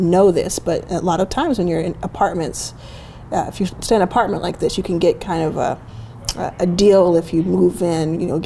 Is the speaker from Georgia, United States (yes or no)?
no; Dallas, Texas, United States; also born or lived in Jackson, Mississippi; I was born in Jackson, raised in Dallas